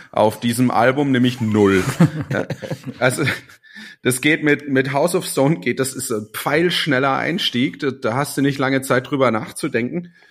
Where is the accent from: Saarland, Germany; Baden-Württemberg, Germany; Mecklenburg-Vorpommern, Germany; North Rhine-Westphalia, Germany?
Saarland, Germany; weil äh, als Saarländer ist, ich kenne ganz viele Leute, die gehen irgendwie in die Welt raus und dann zieht sie wieder wie Magnet nach Jahren äh, zieht sie zurück in die Heimat